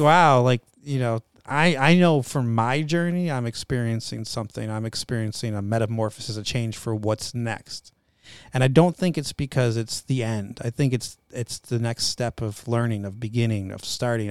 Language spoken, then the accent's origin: English; Northeast, United States; moved away; I'm raised in the Northeast, French Canadian, half French Canadian.